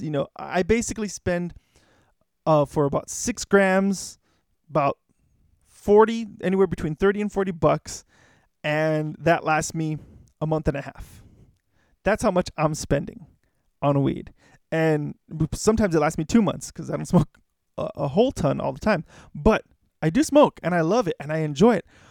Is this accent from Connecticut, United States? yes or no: no; Los Angeles, California, United States; I grew up in Hollywood, um, basically really close to Hollywood